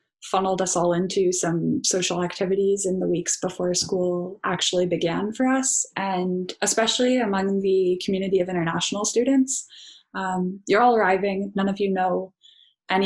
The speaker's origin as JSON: {"language": "English", "country": "Canada", "moved": "as an adult", "lives_now": "Netherlands", "said": "we're Canadian"}